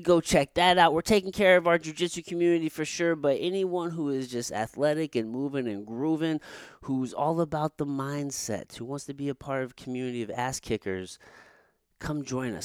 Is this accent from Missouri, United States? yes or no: yes; Potosi, Missouri, United States; also born or lived in Jefferson City, Missouri; I grew up in Potosi until I moved to Jeff City in, like, sixth grade